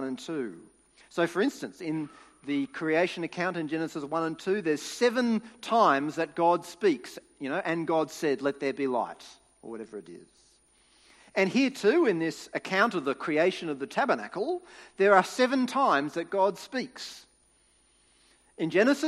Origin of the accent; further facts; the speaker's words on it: Sydney, New South Wales, Australia; When I was growing up in New South Wales, we would go camping as a family